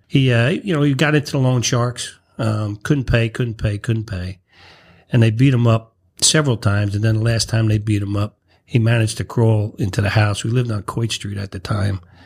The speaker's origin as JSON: {"language": "English", "town": "Irvington", "region": "New Jersey", "country": "United States", "tie": "born or raised there", "said": "I was born and raised in Irvington"}